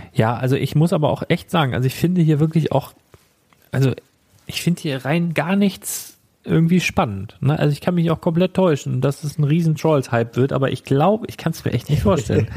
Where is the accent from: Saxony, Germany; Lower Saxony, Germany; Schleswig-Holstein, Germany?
Schleswig-Holstein, Germany; ein paar Kilometer weiter in einem Dorf, wo ich letztendlich aufgewachsen bin